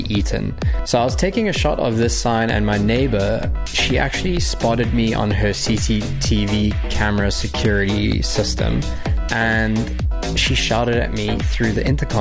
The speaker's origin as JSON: {"language": "English", "town": "Durban", "region": "KwaZulu-Natal", "country": "South Africa", "tie": "born or raised there", "also_born_or_lived": "Cape Town", "moved": "as an adult", "said": "I've grown up my entire life at the same address in the Rose Hill, Durban North area."}